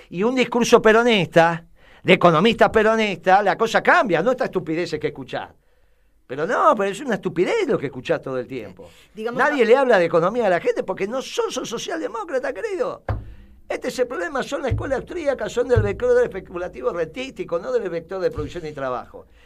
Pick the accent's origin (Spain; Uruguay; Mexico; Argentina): Uruguay; No, yo soy uruguaya.